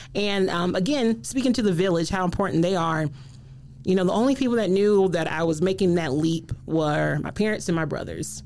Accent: South Carolina, United States; moved away as an adult; now in Michigan, United States; I moved here to Michigan, getting this wonderful job at MSU. I'm from South Carolina

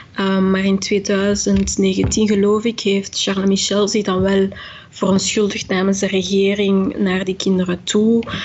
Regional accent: Belgium; omdat ik mezelf ook gewoon als Belg beschouw. Ik was vier toen ik hier kwam, ik heb niks anders gekend.

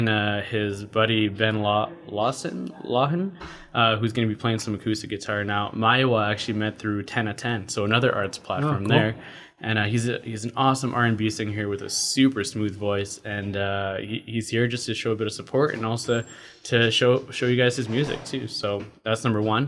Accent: Ottawa, Ontario, Canada; moved away as an adult; also born or lived in Quebec / Guelph, Ontario; now in Calgary, Canada; I was actually born in Quebec. And then I grew up in Ottawa and went to school at University of Guelph

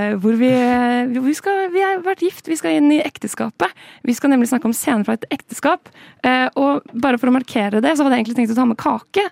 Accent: Oslo, Norway; jeg er jo fra Oslo og bor i Oslo

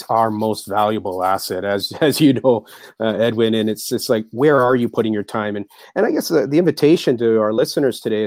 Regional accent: Mississauga, Ontario, Canada; moved away as an adult; also born or lived in Japan; Born and bred in Toronto, Mississauga.

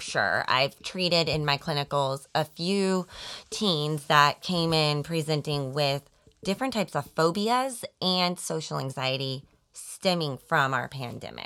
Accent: Colorado, United States; moved away as an adult; also born or lived in Arizona; now in Overland Park, Kansas, United States; I was born and raised in Colorado

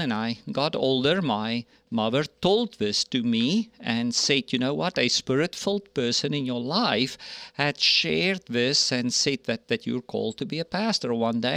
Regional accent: South Africa; moved away; I grew up in South Africa, born and raised there

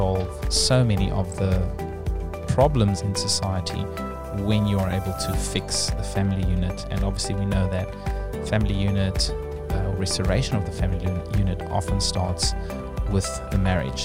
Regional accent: South Africa; now in New Zealand; as a South African

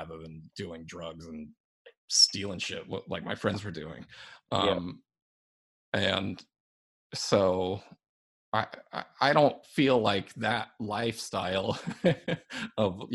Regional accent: Albuquerque, New Mexico, United States; growing up in Albuquerque

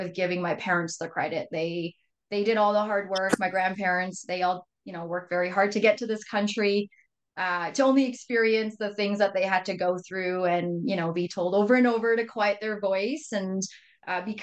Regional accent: Surrey, British Columbia, Canada; moved away as an adult; also born or lived in Richmond, British Columbia; now in Alberta, Canada; I was born and raised in Canada, out in BC, so between Richmond and Surrey, British Columbia

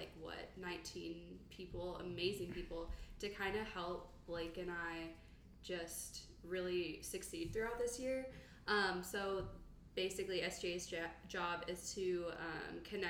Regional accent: Blue Springs, Missouri, United States; I'm from Blue Springs, huge Kansas City person

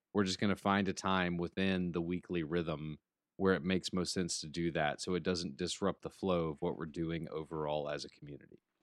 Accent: Alabama, United States; now in Atlanta, United States; I'm from Alabama. Roll Tide. I miss being home.

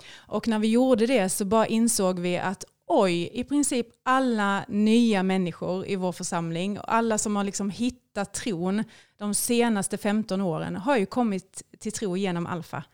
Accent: Skåne, Sweden; Jag är ju då en Skånetös, eh, uppvuxen i en helt vanlig sekulariserad svensk familj

